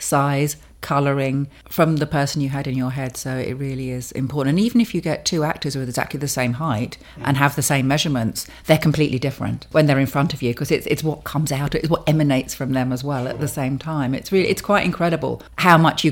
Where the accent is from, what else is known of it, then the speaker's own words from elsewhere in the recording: London, United Kingdom; I was born in London. And I've always lived in London